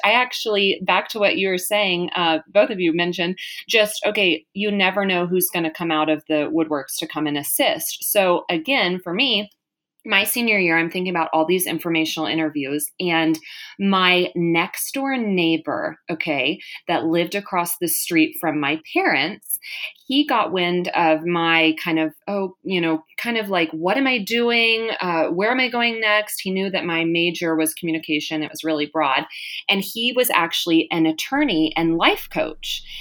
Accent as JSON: {"language": "English", "region": "Texas", "country": "United States", "also_born_or_lived": "Malibu area, California", "moved": "as an adult", "lives_now": "California, United States", "said": "We're originally from Texas"}